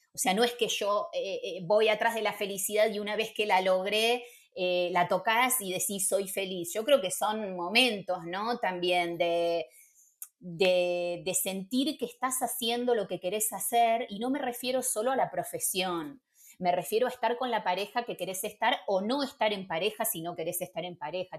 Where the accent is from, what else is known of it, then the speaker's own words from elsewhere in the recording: Buenos Aires, Argentina; moved away as an adult; also born or lived in Barcelona / Madrid; now in Spain; Yo soy porteña